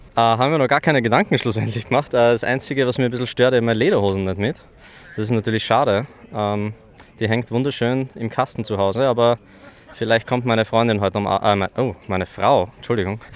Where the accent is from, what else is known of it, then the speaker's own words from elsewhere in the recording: Styria, Austria; ich komme aus der Steiermark, das Südosten von Österreich.